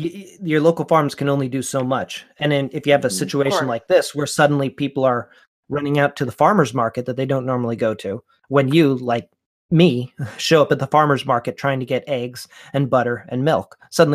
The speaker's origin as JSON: {"language": "English", "region": "Florida", "country": "United States", "tie": "born there", "also_born_or_lived": "Pennsylvania / Missouri / Texas", "lives_now": "Allentown, United States", "said": "I live in Allentown, Pennsylvania. So I love Pennsylvania. I was born in Florida, moved to Pennsylvania, then out to Missouri, then down to Texas, then back to Pennsylvania."}